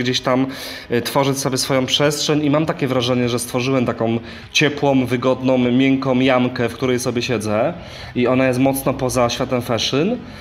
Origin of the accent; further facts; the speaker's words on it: Częstochowa, Silesian Voivodeship, Poland; moved away; jak jeszcze mieszkałem w Częstochowie